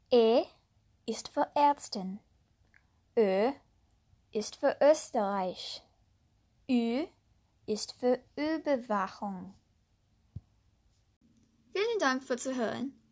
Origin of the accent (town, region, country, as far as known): United States; born or raised there; first language English; German is a second language